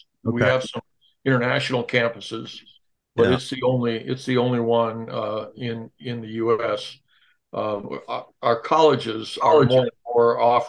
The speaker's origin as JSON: {"language": "English", "town": "Pasadena", "region": "California", "country": "United States", "tie": "born or raised there", "also_born_or_lived": "Medford, Oregon", "said": "Moved against my will at the age of 6 months. I was raised in Pasadena, California."}